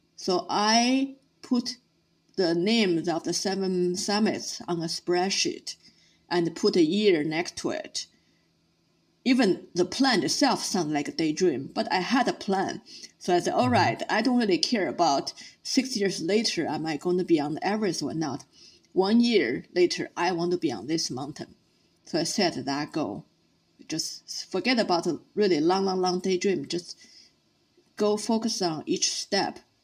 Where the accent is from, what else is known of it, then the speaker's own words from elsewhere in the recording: Beijing, China; I started as a city girl growing up in Beijing